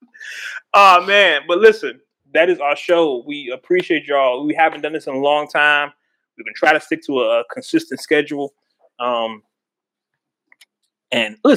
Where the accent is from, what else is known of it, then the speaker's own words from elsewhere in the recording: Oakland, California, United States; I'm from Oakland